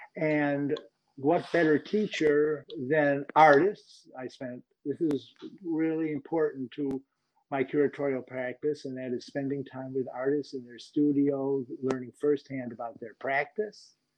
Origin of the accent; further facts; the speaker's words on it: Rochester, New York, United States; I grew up in Rochester, New York